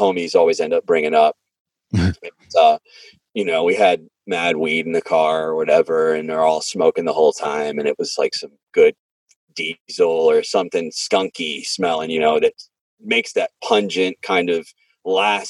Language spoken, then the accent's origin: English; Franklin, Tennessee, United States; I'm from Franklin